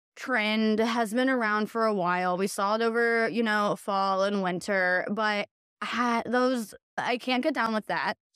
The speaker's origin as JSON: {"language": "English", "town": "Hillsboro", "region": "Midwest", "country": "United States", "tie": "born or raised there", "also_born_or_lived": "the Twin Cities", "moved": "yes", "said": "growing up in Hillsboro"}